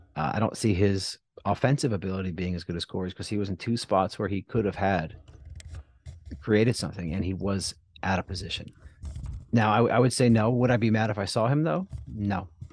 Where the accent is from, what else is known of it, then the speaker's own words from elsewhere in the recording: New Jersey, United States; I'm from South Jersey